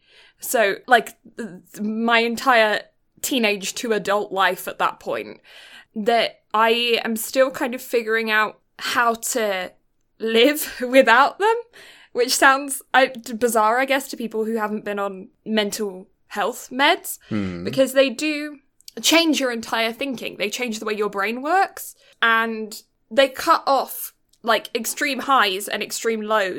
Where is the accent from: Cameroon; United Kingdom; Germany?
United Kingdom; And no, I'm just British, so translucent.